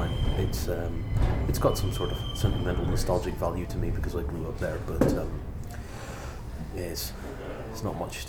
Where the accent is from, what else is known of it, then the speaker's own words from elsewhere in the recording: near the Giant's Causeway, Northern Ireland, United Kingdom; I come from an exceptionally small and dull town in the north of Northern Ireland, near the Giant's Causeway